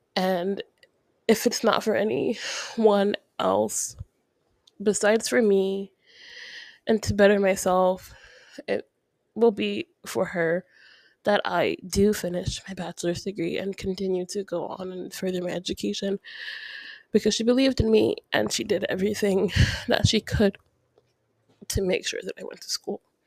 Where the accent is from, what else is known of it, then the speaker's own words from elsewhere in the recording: Ocala, Florida, United States; also born or lived in New Mexico; now in Florida, United States; I'm from Ocala